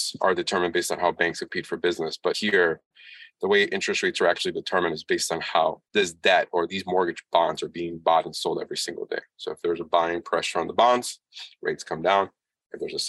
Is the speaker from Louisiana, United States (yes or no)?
no; Washington, District of Columbia, United States; I'm from Washington, D.C., obviously the United States